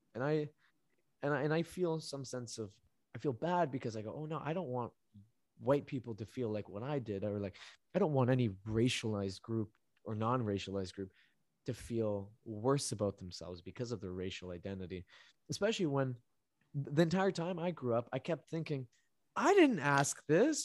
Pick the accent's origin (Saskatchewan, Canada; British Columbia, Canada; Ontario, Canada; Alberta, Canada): British Columbia, Canada; Vancouver; also born or lived in Medellín, Colombia; where I grew up in Vancouver, it is extremely multidiverse.